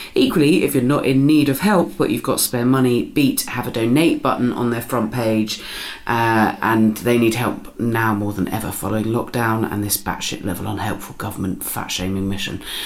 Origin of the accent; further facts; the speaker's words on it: Dorset, South West England, United Kingdom; I'm from Dorset